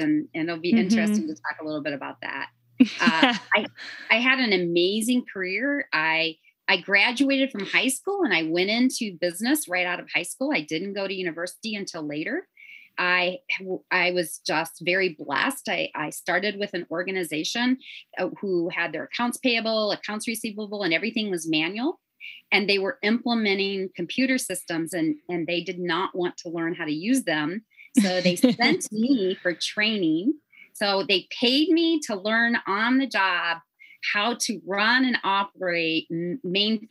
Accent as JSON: {"language": "English", "region": "Northwest Indiana", "country": "United States", "tie": "born or raised there", "also_born_or_lived": "Southern California", "accent": "Chicago", "moved": "as an adult", "lives_now": "Arkansas, United States", "said": "I actually grew up in Northwest Indiana. So my life was very influenced by Chicago."}